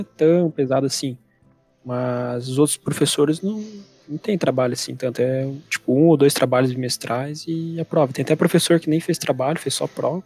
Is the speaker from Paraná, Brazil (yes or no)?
yes; Curitiba, Paraná, Brazil; also born or lived in São José dos Pinhais; vivi a minha vida inteira aqui em Curitiba